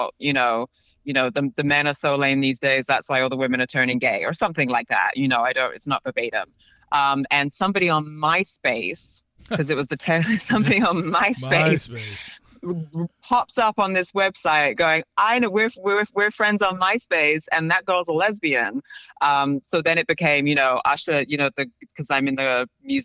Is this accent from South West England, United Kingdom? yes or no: no; London, United Kingdom; moved away; also born or lived in Paris / New York; I grew up in London.